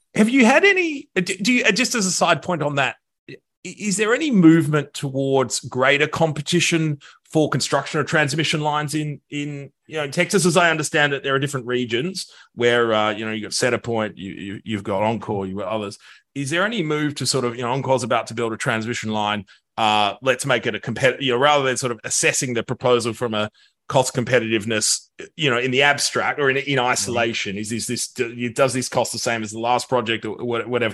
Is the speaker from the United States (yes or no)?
no; Australia; moved away; my home country of Australia